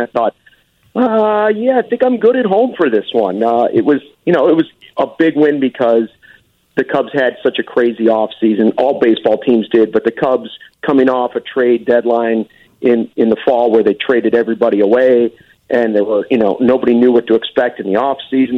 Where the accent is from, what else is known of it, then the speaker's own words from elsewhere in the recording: Arlington Heights, Illinois, United States; also born or lived in Chicago; I'm from Arlington Heights, and now I've gone full circle. I'm all the way back in Arlington Heights.